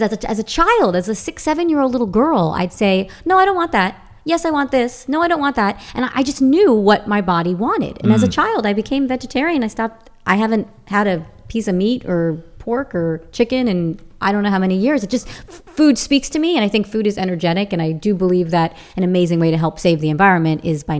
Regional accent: Long Island, New York, United States; moved away; as a little child growing up in Long Island, New York, with an Italian family

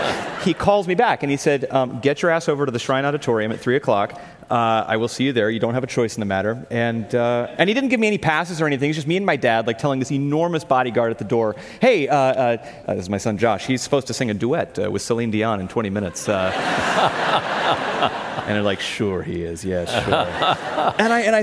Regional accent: Los Angeles, California, United States; I was born and raised in Los Angeles

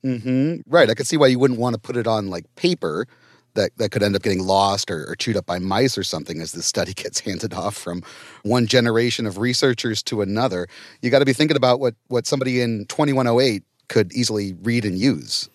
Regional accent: Ohio, United States; I grew up in Ohio, so east of Colorado

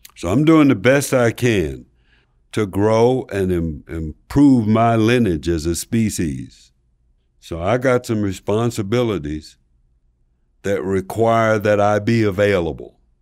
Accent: Slab Fork, West Virginia, United States; moved away; I'm from Slab Fork, West Virginia

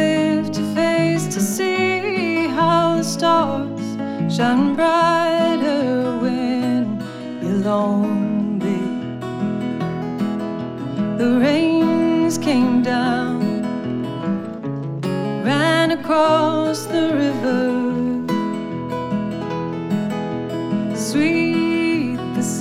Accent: Louisville, Kentucky, United States; We're both from Louisville, Kentucky, based out of Louisville, Kentucky

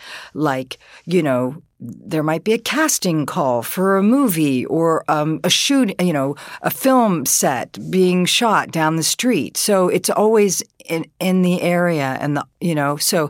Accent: Huber Heights, Ohio, United States; also born or lived in Boston; I grew up in Huber Heights, and there was a lot of kids around. It was the 60s. There was a lot of neighborhoods. It was there were new houses, new suburb buildings.

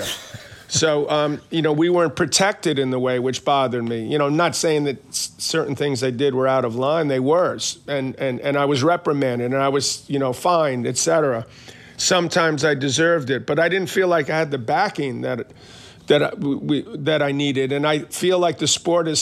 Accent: New York City, New York, United States; I grew up in Queens.

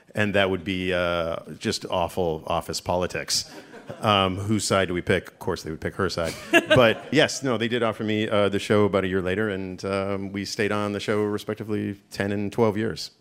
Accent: Canada; moved away as an adult; also born or lived in Toronto; now in United States; I, as a Canadian

